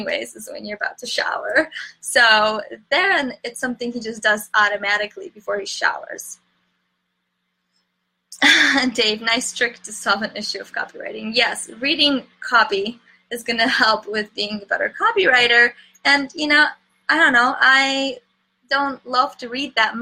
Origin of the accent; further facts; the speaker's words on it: Chicago, Illinois, United States; I'm from Chicago